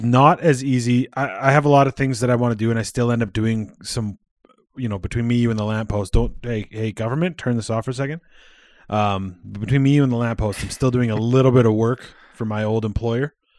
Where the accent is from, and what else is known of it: Canada